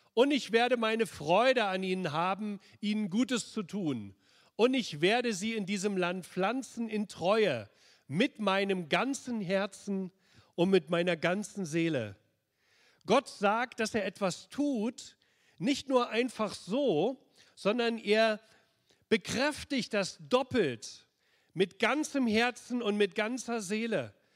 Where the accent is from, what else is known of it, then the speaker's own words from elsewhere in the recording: Berlin, Germany; ich bin im Schatten der Mauer aufgewachsen, in Berlin-Pankow, auf der östlichen Seite der Mauer